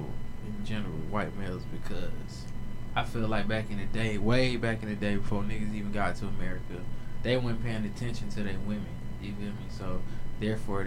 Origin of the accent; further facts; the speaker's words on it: United States; I'm American